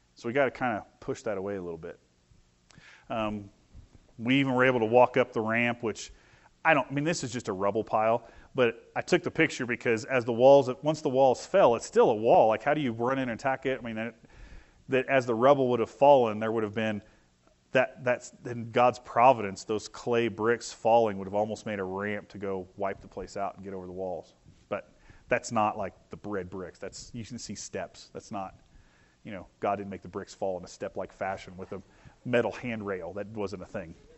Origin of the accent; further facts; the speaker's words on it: Vincennes, Indiana, United States; I grew up in Vincent's, Indiana, so it's a revolutionary war, you know, French trade town